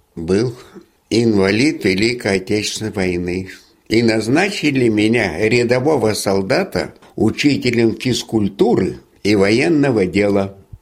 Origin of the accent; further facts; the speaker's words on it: Imenitsy, Leningrad Oblast, Russia; also born or lived in Kingisepp / Brandenburg an der Havel, Germany; now in Yasny, Russia; моя деревня Именицы, где жила моя мама